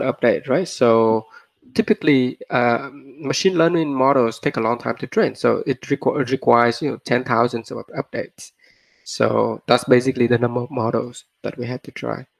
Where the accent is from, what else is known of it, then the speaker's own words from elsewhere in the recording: Vietnam; moved away; also born or lived in Australia / Stanford; I was born in Vietnam